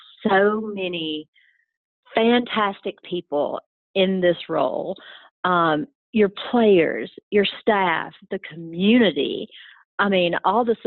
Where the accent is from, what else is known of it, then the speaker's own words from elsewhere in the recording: American South, Southern United States, United States; accent: Southern; my Southern accent